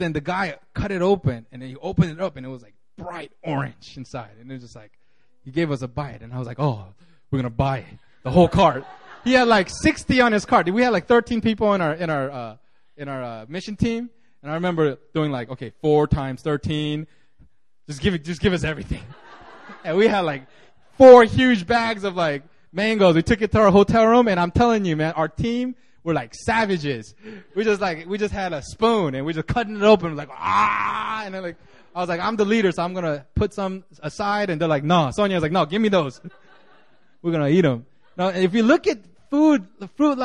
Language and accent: English; California, United States; moved away; when I grew up in California